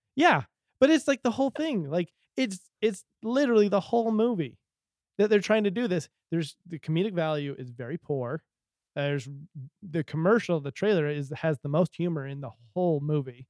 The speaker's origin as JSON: {"language": "English", "region": "Utah", "country": "United States", "said": "we're from Utah"}